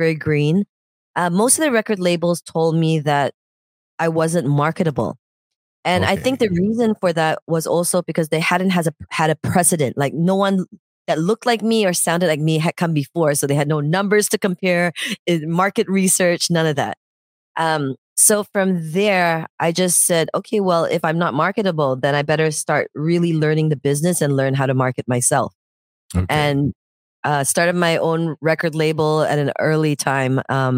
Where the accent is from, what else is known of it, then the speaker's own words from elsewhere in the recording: Canada; also born or lived in Senggigi, Indonesia / Jamaica; Then I grew up a little bit in Indonesia too. I was in Senggigi. And then my family moved to Canada. I grew up in Canada.